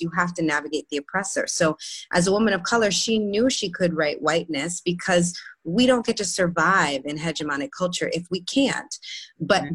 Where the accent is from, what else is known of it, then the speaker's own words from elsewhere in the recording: New York, United States; I'm from New York, born and raised.